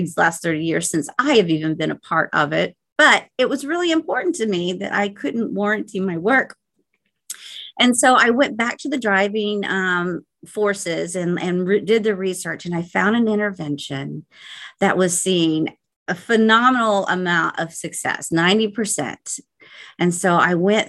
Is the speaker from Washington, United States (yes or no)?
no; Oklahoma, United States; born and raised in the Midwest, Oklahoma